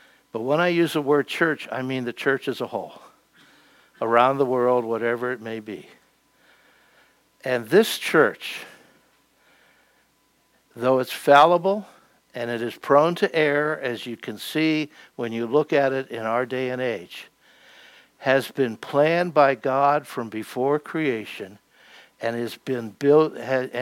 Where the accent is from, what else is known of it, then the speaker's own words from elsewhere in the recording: Pennsylvania, United States; moved away; I come from Pennsylvania